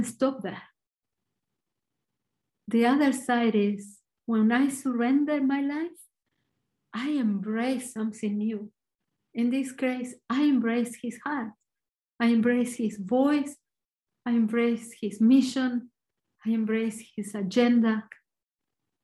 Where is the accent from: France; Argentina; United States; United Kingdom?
Argentina; English is a second language; I'm Argentinian, so my accent is probably a little bit different